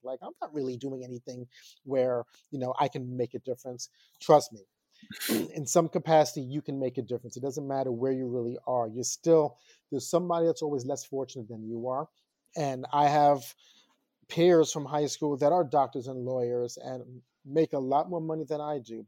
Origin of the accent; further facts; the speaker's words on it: Long Island, New York, United States; moved away as an adult; now in Queens, New York, United States; I moved away from Long Island